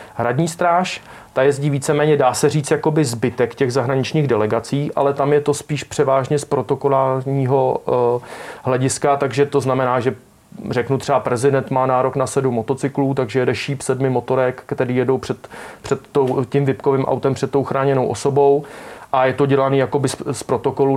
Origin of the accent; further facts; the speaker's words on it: Czechia; also born or lived in Prague; pak nějak jsem vyrůstal na vesnici, když jsem se narodil v Praze